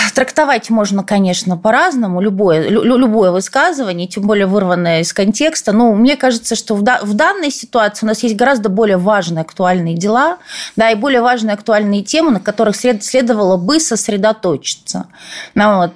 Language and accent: Russian; Odesa, Odesa Oblast, Ukraine; moved away as an adult; я тоже родилась в Одессе